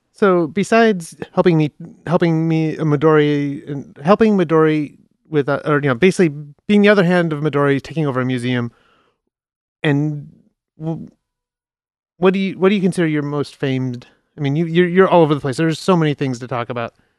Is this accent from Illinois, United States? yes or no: yes; Chicago, Illinois, United States; moved away; I'm from Chicago originally